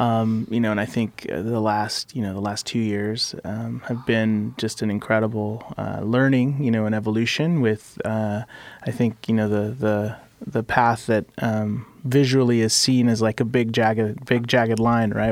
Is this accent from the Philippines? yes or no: no; Mexico City, Mexico; now in Portland, United States; I was born in Mexico City